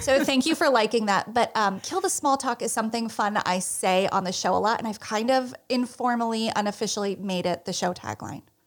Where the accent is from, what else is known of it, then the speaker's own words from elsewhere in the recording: New Jersey, United States; I am from the Garden State of New Jersey